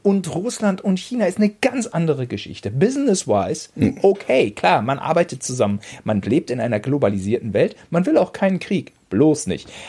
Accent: Germany; als Deutscher

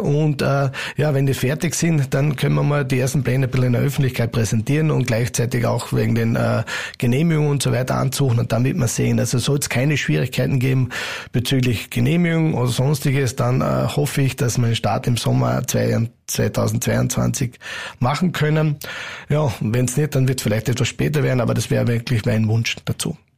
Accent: Carinthia, Austria; als alle Kärntner

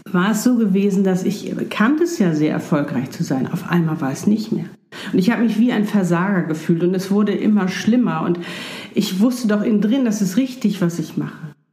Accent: Hamburg, Germany; bin auch noch nicht in meinem Traum zu Hause in Südafrika, sondern ich bin noch hier in Hamburg in meiner Heimatstadt in einer wunderschönen Wohnung

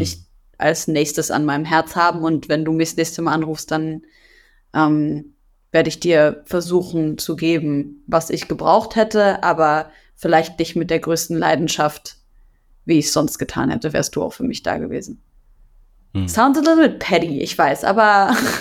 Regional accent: Syria; now in Germany; meiner Heimat Syrien

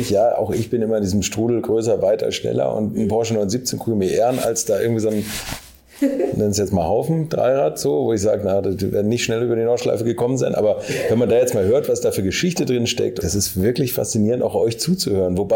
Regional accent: Hamburg, Germany; Ich komme aus Hamburg

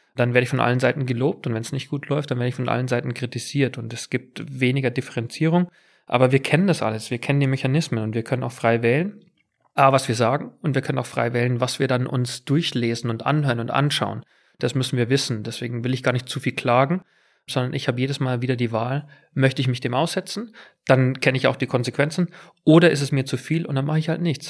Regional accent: near Munich, Bavaria, Germany; born or raised there; accent: Bavarian; moved away as an adult; also born or lived in England

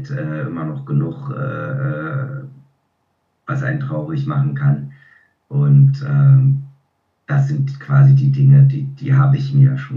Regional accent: Berlin, Germany; now in Switzerland; Ich bin ja in Berlin aufgewachsen und da hat er Theater gespielt und auch im Fernsehen gedreht. Und irgendwann mal, als meine Großeltern dann gestorben waren, sind wir alle zusammen zurück in die Schweiz, eben in dieses Haus gezogen.

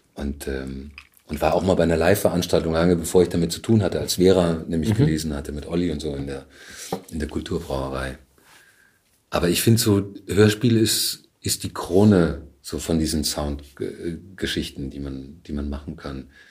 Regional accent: Bamberg, Bavaria, Germany; moved away as an adult; also born or lived in Surabaya, Indonesia / Leipzig; now in Berlin, Germany; ich bin in Bamberg aufgewachsen.

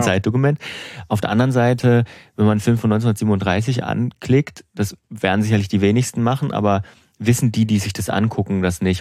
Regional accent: Suhl, Thuringia, Germany; meiner Heimat

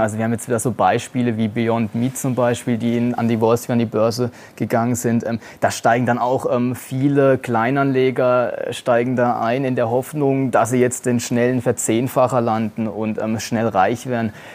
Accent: Germany; als Deutscher

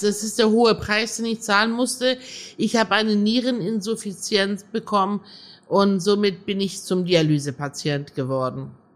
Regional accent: Germany; also born or lived in Iran; Wir hatten zu Hause die iranische Welt und in der Schule waren wir Deutsche

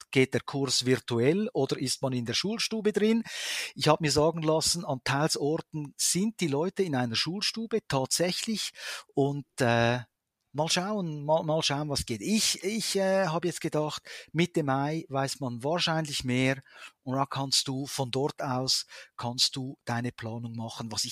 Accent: Switzerland; wenn du ans Meer gehst, magst du als Schweizer natürlich diese, diese Unendlichkeit, oder?

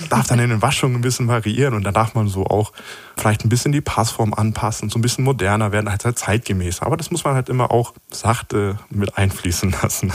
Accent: Hanover, Lower Saxony, Germany; ich bin in Hannover aufgewachsen

